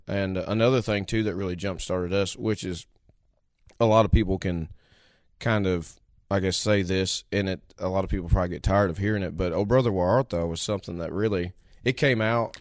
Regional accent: House Springs, Missouri, United States; also born or lived in Grubville, Missouri; I come from Missouri, a little town called House Springs originally, and then we kinda moved out to a little town called Grubville

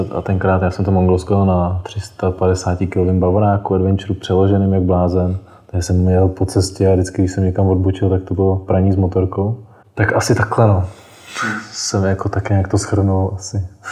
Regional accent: South Bohemian Region, Czechia; která jsem z Jižních Čech

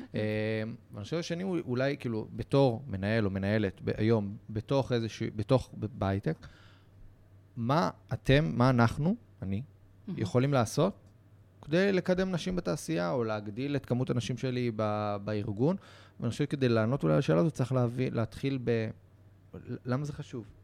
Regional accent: Israel

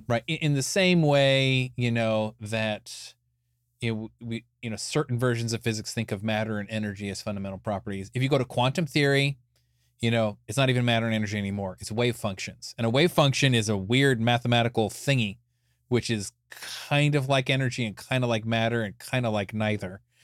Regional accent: Escondido, California, United States; I was born in Escondido, California in 1974

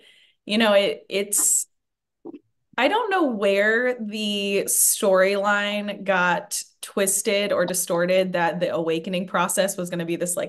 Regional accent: Assiniboine, Montana, United States; I'm Assiniboine. So we're in Montana.

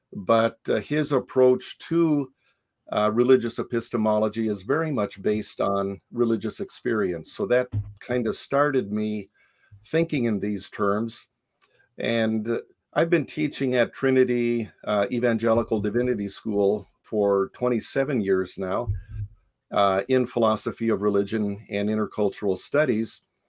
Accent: Japan; moved away as an adult; It might be a little helpful in understanding the book to know that I was born in Japan. I grew up in Japan. My parents were missionaries there. So until age 18, I had that cross-cultural experience.

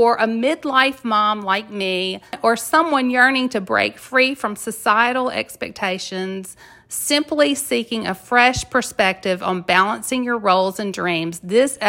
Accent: Mississippi, United States; moved away as an adult; I am from a very small town in Mississippi

